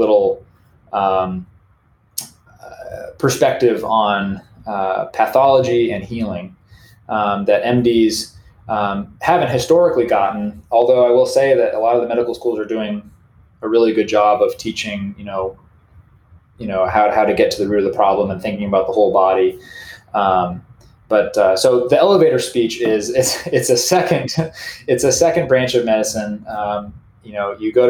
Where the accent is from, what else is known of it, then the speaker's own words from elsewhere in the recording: Maine, United States; I grew up in Maine